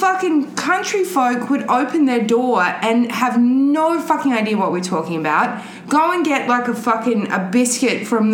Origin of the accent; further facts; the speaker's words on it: Australia; now in United States; I grew up in Australia. And I was an Americophile from when I was a tiny child.